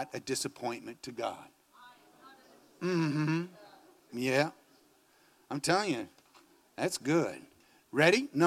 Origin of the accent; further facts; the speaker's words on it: Phoenix, Arizona, United States; I come from Phoenix, Arizona. Maybe rains 5 days a year